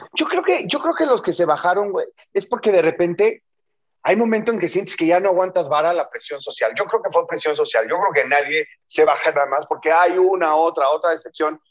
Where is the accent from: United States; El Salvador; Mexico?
Mexico; Cosamaloapan, Veracruz; yo soy de Cosamaloapan, Veracruz, un pueblito ahí en la cuenca del Papaloapan